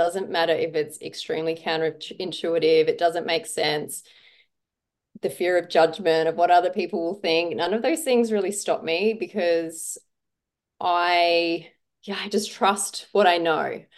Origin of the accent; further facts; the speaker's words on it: South Australia, Australia; I grew up in a small country town in South Australia